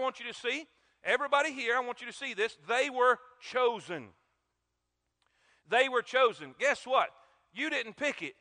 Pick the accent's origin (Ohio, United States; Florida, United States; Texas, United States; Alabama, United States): Florida, United States; South; moved away; also born or lived in South Carolina; I grew up in South Florida with coconuts, crab legs, and palm trees